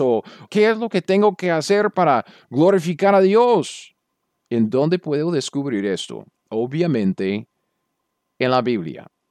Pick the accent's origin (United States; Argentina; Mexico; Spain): United States; Yo soy un gringo cualquiera.